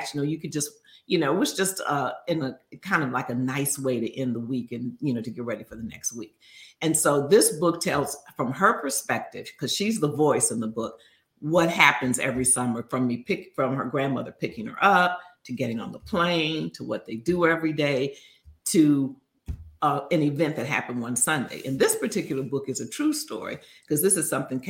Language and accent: English; Chicago, Illinois, United States; growing up in Chicago